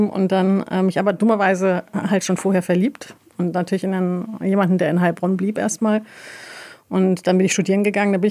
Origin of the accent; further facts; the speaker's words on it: Tabriz, East Azerbaijan, Iran; Persisch gesprochen tatsächlich, äh, beziehungsweise Azarisch. Wir kommen ähm, aus Tebris.